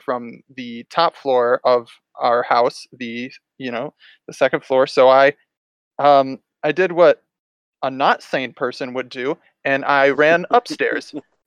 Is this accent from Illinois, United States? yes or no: yes; Dixon, Illinois, United States; moved away as an adult; back home, back to my hometown here in Dixon, Illinois